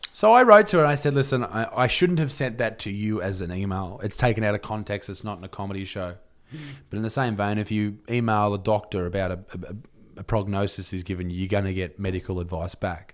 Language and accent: English; Newcastle, New South Wales, Australia; I'm from Newcastle